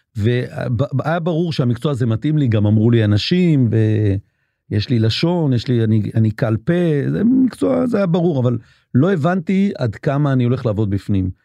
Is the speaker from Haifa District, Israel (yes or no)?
no; Bat Yam, Tel Aviv District, Israel; הגעתי לגור ברמת הנשיא על הגבול ג'סי כהן, כי הבית הדפוס היה בעצם פה בבת ים. אז למעשה אני גדלתי עם ספרים כל החיים